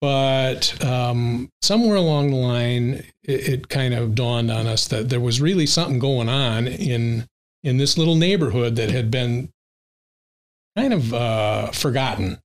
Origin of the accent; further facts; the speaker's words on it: St. Joseph, Michigan, United States; we grew up um, block away from St. Joe High School